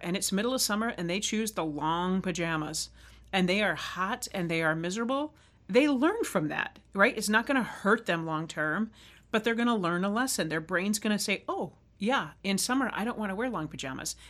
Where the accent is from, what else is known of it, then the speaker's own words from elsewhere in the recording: Arizona, United States; I grew up riding motorcycle in Arizona